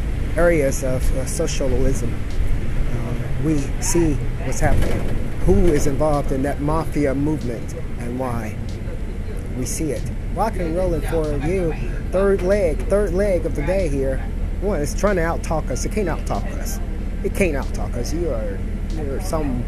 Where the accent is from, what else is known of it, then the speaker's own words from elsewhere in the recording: United States; I'm an American. I was born here in America